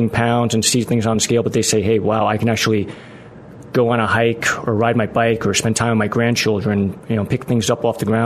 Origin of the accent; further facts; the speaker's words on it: Yonkers, New York, United States; moved away as an adult; now in Arlington Heights, United States; I grew up in New York. Again, just outside the Bronx, a little suburb of Westchester County, and lived there for almost 30 years